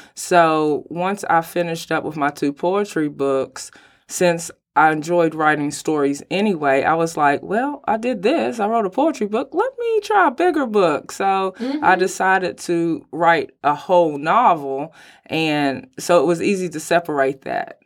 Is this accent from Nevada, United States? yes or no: no; Mount Sterling, Kentucky, United States; now in Lexington, United States; I'm originally from Mount Sterling, Kentucky, and then I moved here to Lexington, Kentucky.